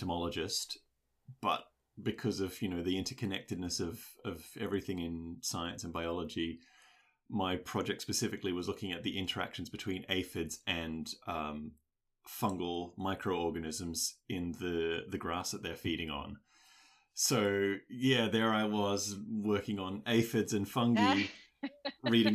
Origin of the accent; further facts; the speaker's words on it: Australia; an Australian